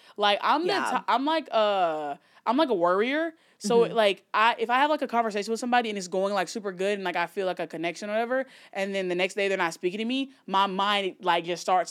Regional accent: Alabama, United States; I grew up in Alabama.

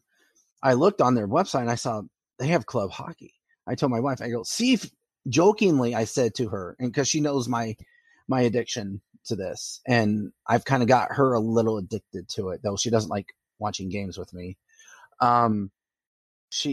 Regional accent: St. Louis, Missouri, United States; growing up in St. Louis. I liked the Flames even though I lived in St. Louis

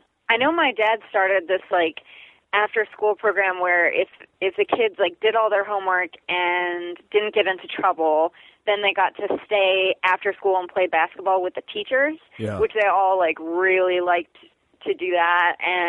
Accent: Ireland; No, we're Irish.

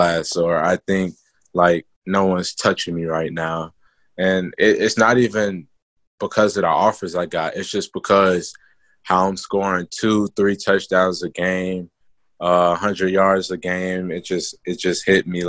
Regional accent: Atlanta, Georgia, United States; we grew up in the same area. We talked earlier, and we grew up around, like, the South Side, the East Side, Adamsville

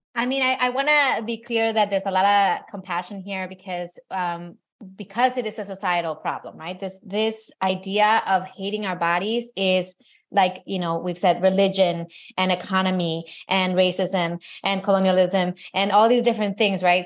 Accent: Mexico; I grew up in Mexico, but my mom's American

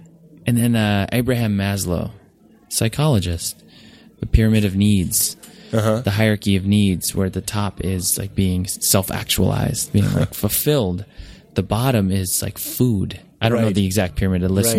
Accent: New Jersey, United States; I'm from Jersey Shore, so it's... I just felt at home.

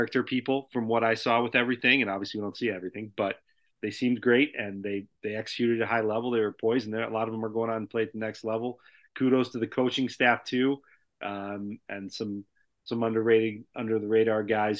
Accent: hometown of Providence, Illinois, United States; my hometown

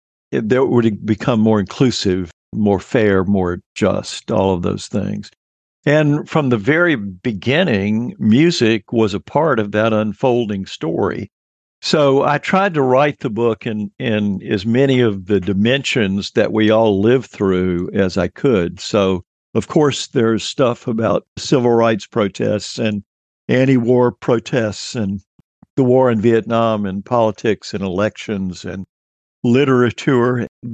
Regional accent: Mobile, Alabama, United States; I was living in Alabama when the decade started in Mobile down on the Gulf Coast. And I was in junior high school, which is what we called it then, when the 1960s began.

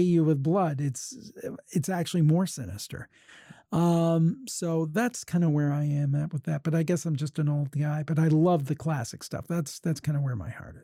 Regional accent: Ohio, United States; I was born and raised in Ohio

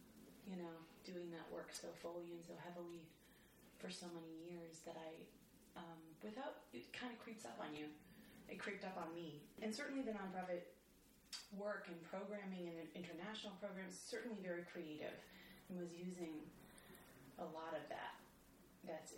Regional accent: Illinois, United States; also born or lived in Los Angeles; now in New York, United States; I grew up in Illinois

